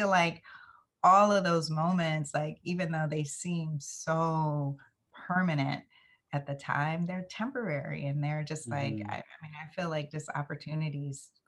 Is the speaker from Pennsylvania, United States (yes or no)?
no; West Palm Beach, Florida, United States; I grew up in West Palm Beach, Florida